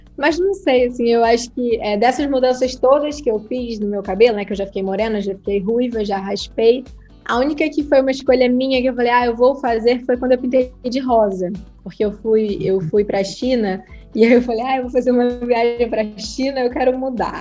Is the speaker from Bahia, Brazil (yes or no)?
no; Nova Iguaçu, Rio de Janeiro, Brazil; also born or lived in Nilópolis; Eu nasci em Milópolis, mas eu fui criada em Nova Iguaçu